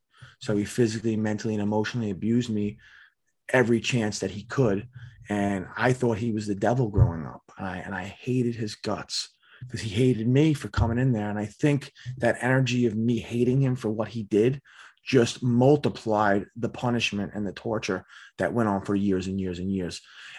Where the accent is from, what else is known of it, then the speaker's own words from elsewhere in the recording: Staten Island, New York, United States; I'm from Staten Island, New York.